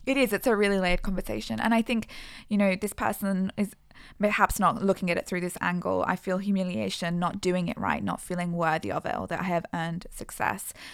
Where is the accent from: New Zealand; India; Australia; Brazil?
Australia